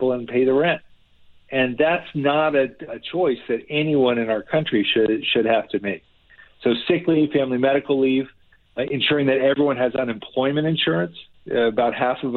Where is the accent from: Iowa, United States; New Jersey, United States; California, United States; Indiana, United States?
New Jersey, United States; New Jersey, this is my home state. I grew up here.